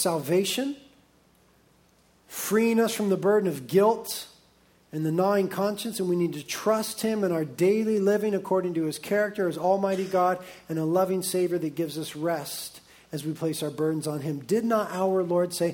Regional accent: United States; being American Christians

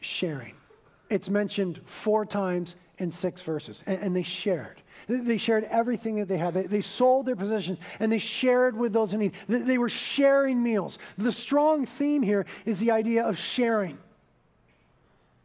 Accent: United States; we're Americans, and we were raised in American corporate culture

